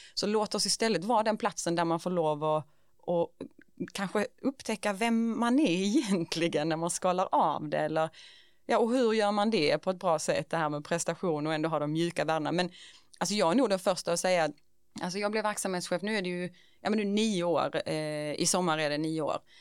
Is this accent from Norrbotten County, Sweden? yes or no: no; Ängelholm, Skåne, Sweden; jag är liksom född och uppvuxen i Ängelholm